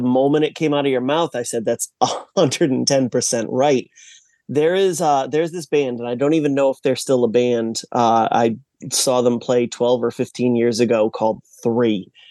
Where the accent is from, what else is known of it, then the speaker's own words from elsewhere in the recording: Massachusetts, United States; I was born and raised in Massachusetts